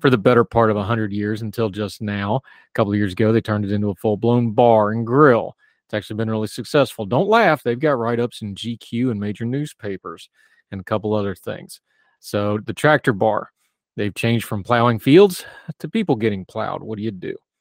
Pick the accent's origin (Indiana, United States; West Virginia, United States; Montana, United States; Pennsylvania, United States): West Virginia, United States; back to my home area, the town right next to my hometown